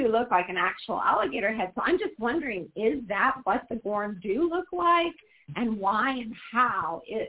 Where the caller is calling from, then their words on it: Portland, Oregon, United States; You know, this is … from Portland, Oregon.